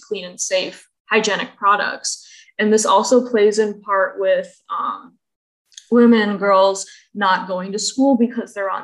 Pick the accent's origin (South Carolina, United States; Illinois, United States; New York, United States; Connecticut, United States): Illinois, United States; Central; growing up in a predominantly Caucasian environment, I'm from Central Illinois